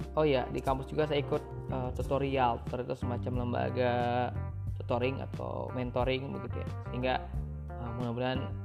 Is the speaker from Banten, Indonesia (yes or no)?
yes; Pandeglang, Banten, Indonesia; saya lahir di Pandeglang, lima Juni sembilan dua.